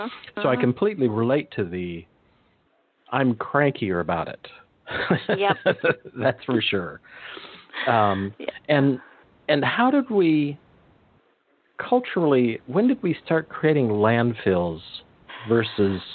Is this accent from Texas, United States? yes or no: no; Monterey Peninsula, California, United States; I grew up on the Monterey Peninsula